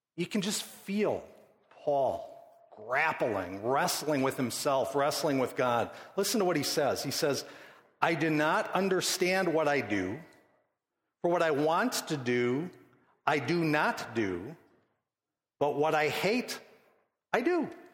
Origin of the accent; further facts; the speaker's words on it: Midwest, United States; I grew up born in the Midwest, middle class, moral upbringing